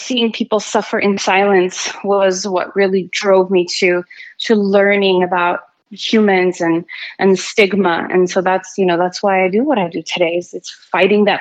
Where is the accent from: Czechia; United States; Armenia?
Armenia; moved away; growing up in Armenia and seeing all the hardship